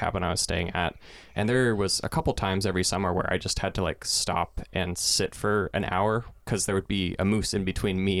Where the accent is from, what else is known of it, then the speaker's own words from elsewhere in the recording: Eastern Oregon, United States; moved away; where I grew up in Eastern Oregon.